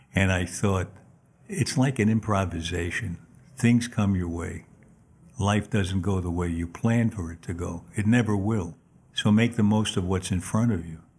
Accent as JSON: {"language": "English", "town": "New York City", "region": "New York", "country": "United States", "tie": "born or raised there", "said": "I was born in Manhattan on 33rd Street and thir- actually 32nd and 3rd Avenue"}